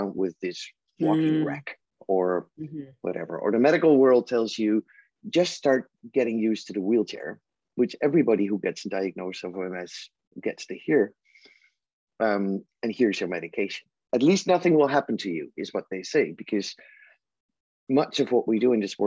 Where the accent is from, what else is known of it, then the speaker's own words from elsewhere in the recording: Netherlands; I'm from the Netherlands